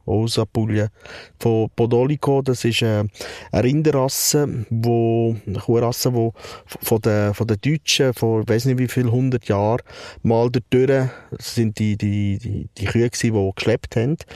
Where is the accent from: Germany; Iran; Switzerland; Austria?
Switzerland; ich bin in der Schweiz aufgewachsen.